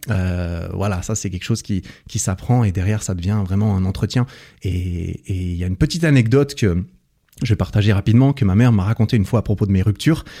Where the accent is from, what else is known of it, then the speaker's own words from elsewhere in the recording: Switzerland; je suis suisse aussi